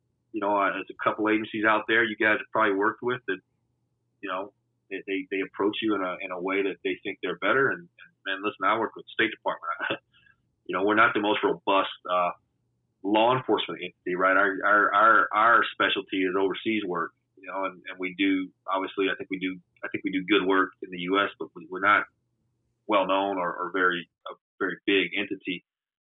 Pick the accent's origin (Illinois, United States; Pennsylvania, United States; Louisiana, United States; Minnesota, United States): Louisiana, United States; moved away as an adult; also born or lived in Houston; I have all my family there